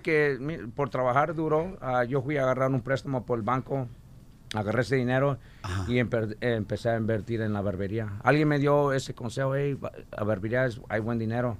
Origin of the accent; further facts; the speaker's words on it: Los Angeles, California, United States; also born or lived in Honduras; De Honduras. Yo soy de Honduras. Ajá. Y a los 7 años ah, mis papás, mi mamá, ah, me trajeron acá y empecé a ir a la escuela. Crecí en Van Nuys